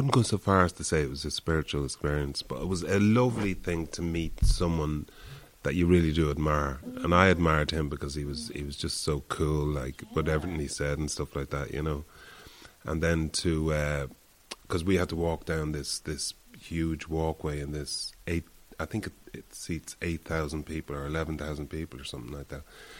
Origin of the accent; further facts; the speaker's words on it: Ireland; I'm Irish